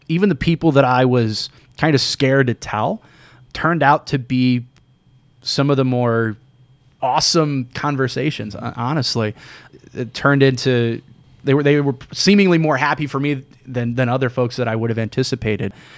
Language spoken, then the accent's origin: English; St. Louis, Missouri, United States; grew up in North County in Saint Ferdinand Parish